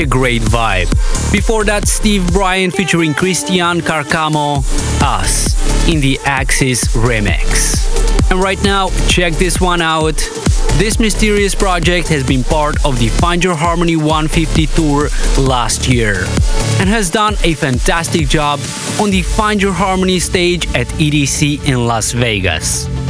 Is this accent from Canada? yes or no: no; Moldova; my home country of Moldova